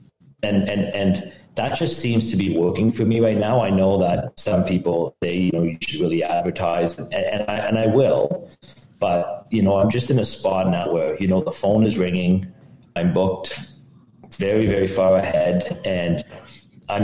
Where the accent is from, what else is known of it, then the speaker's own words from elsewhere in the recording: Ottawa, Ontario, Canada; I'm from Ottawa, Canada